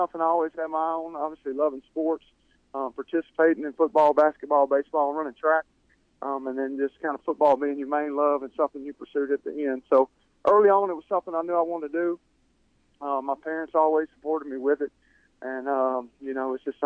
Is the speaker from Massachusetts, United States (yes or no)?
no; Delhi, Louisiana, United States; I grew up in a small town, growing up in Delhi, my dad being a coach there